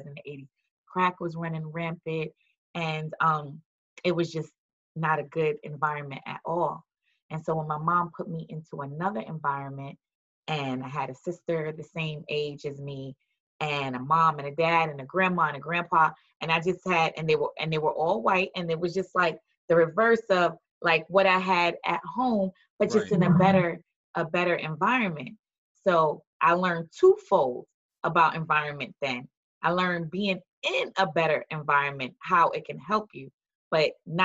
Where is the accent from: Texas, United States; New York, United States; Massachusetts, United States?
New York, United States; New York City; moved away; also born or lived in Florida; growing up in the projects of New York City was very rough